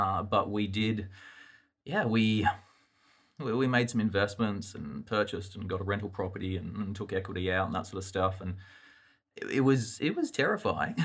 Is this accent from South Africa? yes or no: no; Australia; accent: Australian; moved away as an adult; now in United States; my accent, uh, is Australian, um, born, grew up there